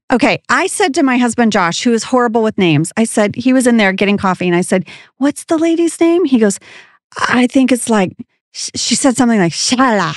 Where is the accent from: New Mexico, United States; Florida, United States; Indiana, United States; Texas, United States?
Texas, United States; moved away; also born or lived in Jakarta, Indonesia; I'm, I am from Texas